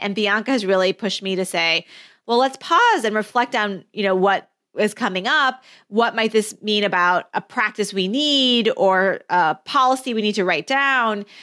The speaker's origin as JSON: {"language": "English", "town": "Flint", "region": "Michigan", "country": "United States", "tie": "born or raised there", "said": "my childhood growing up as a first generation immigrant in Flint, Michigan"}